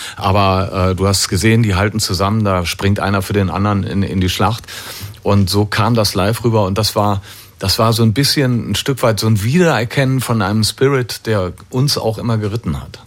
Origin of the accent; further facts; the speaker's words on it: Düsseldorf, North Rhine-Westphalia, Germany; Wir als Düsseldorfer